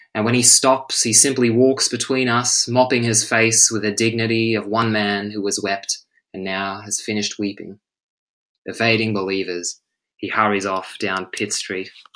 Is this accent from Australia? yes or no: yes; Australia; now in Stockholm, Sweden; as an English teacher and an Australian